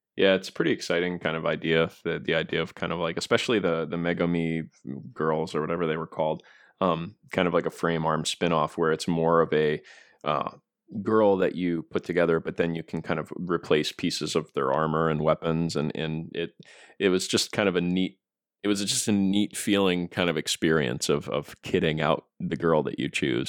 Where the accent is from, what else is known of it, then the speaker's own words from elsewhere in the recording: United States; as an American